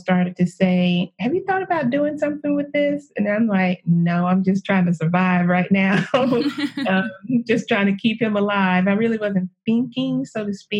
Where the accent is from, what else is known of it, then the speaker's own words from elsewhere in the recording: East Texas, United States; also born or lived in California; growing up in the South